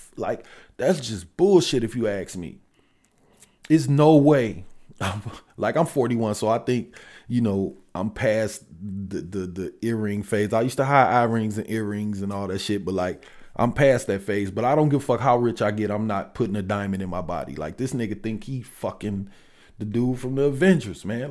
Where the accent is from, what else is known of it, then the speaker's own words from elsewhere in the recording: Detroit, Michigan, United States; I'm from Detroit